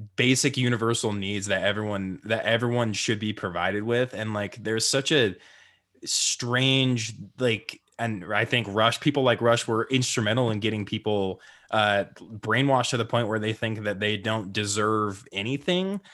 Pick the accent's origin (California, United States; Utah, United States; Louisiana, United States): Utah, United States; pretty much grew up in Utah